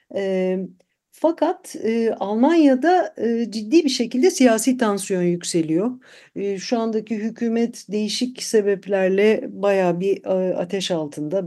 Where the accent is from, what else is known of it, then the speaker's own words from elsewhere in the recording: Istanbul, Turkey; moved away as an adult; now in Germany; İstanbulluyum ben